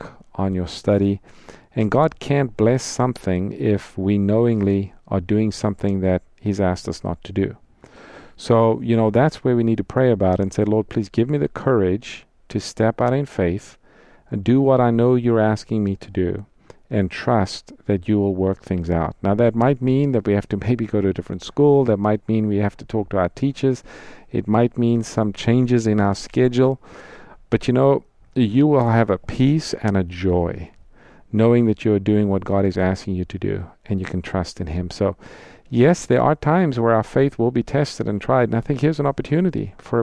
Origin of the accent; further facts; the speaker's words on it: South Africa; I'm from South Africa, grew up there